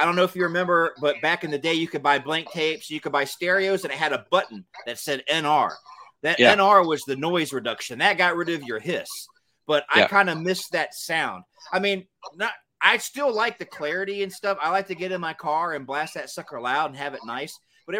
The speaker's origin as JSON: {"language": "English", "region": "Georgia", "country": "United States", "tie": "born or raised there", "said": "I grew up in Georgia. All I really ever heard about was Northern Florida, you know, the Carolinas, Tennessee, and Alabama."}